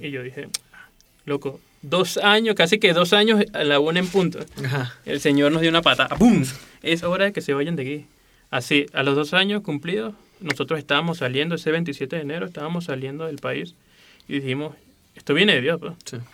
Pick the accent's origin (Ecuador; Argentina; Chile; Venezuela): Venezuela; moved away as an adult; now in Mexico City, Mexico; Soy de Venezuela y tengo aproximadamente tres años viviendo en la Ciudad de México